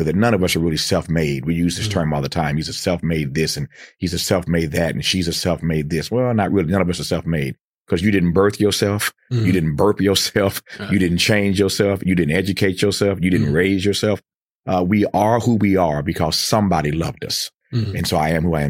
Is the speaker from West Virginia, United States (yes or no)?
no; Indiana, United States; also born or lived in Mississippi; now in Los Angeles, United States; I pretty much grew up in the Midwest, and I love growing up in the Midwest